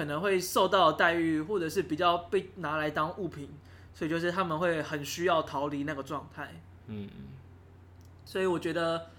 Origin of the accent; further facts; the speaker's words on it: Taiwan; 是，只是因为你知道，就身为台湾人，对，太熟悉了。